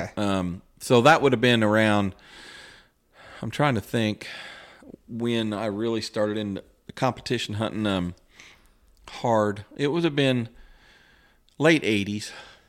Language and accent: English; West Lafayette, Indiana, United States; He's from Northern Indiana. I was from West Lafayette, but we got to talking and kind of hit it off